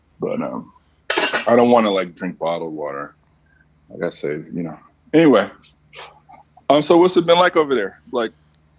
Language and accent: English; Stone Mountain, Georgia, United States; now in New York, United States; I'm from Stone Mountain